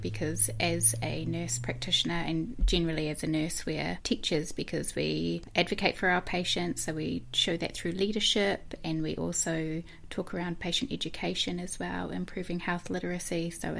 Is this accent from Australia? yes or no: no; New Zealand; So I am originally from Dyville.